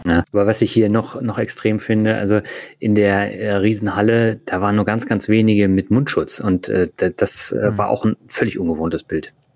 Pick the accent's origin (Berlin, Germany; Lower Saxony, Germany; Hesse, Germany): Berlin, Germany; moved away; Also ich bin ja auch in Berlin aufgewachsen